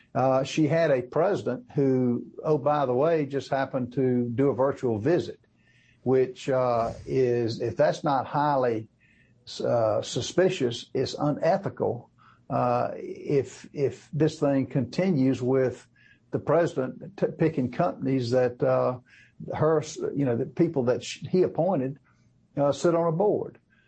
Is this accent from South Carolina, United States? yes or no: yes; South Carolina, United States; They have a plant in Greenville, South Carolina, which is in my home state of South Carolina